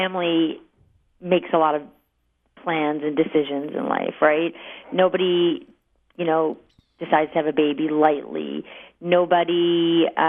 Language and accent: English; New York, United States; growing up in New York